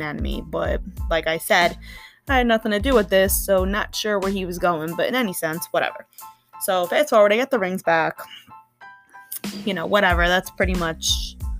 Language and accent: English; Long Island, New York, United States; now in New Jersey, United States; I was born and raised in Long Island, New York